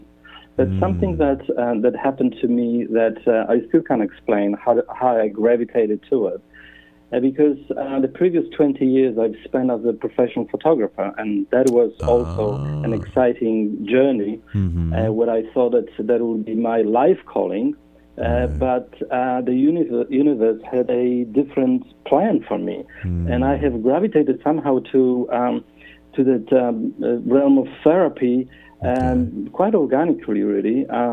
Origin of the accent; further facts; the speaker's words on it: Poland; moved away as an adult; also born or lived in Australia; now in Perth, Australia; I come from Poland.